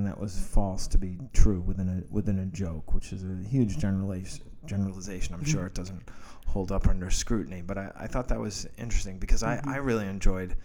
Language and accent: English; Massachusetts, United States; I grew up in New England, in Massachusetts, during the 70s mm-hmm. and 80s